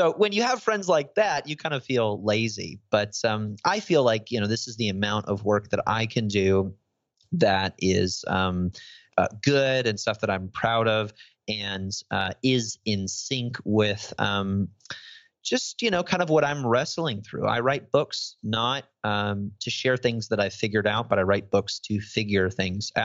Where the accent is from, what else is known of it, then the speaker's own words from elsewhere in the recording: Chicago, Illinois, United States; moved away as an adult; now in Tennessee, United States; I'm from Chicago and, you know, we say everything with a nasally diphthong